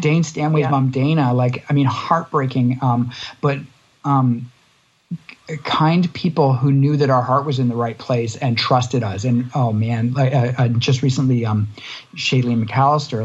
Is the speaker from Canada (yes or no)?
yes; Canada; quite close to home for someone in Canada.